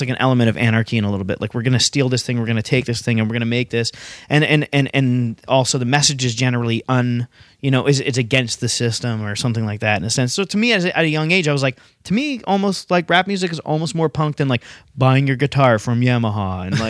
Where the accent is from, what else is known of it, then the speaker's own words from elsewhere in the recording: London, Ontario, Canada; moved away as an adult; also born or lived in Halifax, Nova Scotia; I grew up in London, like going to hardcore punk shows